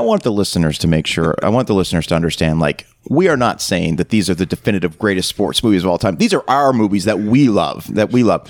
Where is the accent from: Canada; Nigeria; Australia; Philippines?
Canada; now in United States; growing up in Canada, basketball wasn't really popular. When I moved to the United States